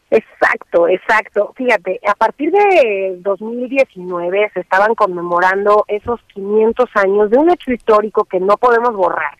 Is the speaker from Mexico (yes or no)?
yes; Mexico; como mexicanos